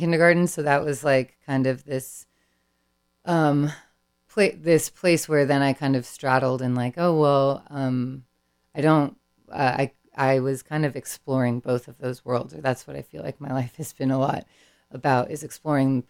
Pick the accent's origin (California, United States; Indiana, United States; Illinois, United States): California, United States; San Francisco; also born or lived in San Benito County; Being born and raised in the Bay. I grew up in San Francisco